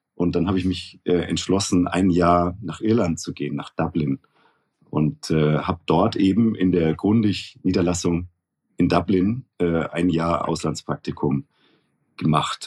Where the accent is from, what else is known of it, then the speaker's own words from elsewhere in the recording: Nuremberg, Bavaria, Germany; moved away as an adult; also born or lived in Munich / Bonn / Frankfurt; now in Switzerland; Ich bin ja gebürtiger Nürnberger, wie man, glaube ich, immer noch gut hören kann